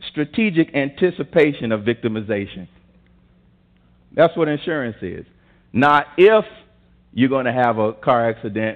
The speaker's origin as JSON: {"language": "English", "town": "Tuscaloosa", "region": "Alabama", "country": "United States", "tie": "born or raised there", "said": "I'm from Tuscaloosa, Alabama, and I grew up in kindergarten, first and second grade, where the school system was still segregated"}